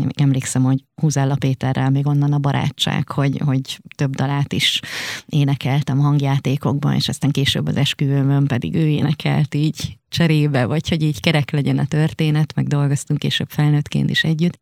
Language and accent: Hungarian; Hungary; a Ponty utcában, ahol fölnőttem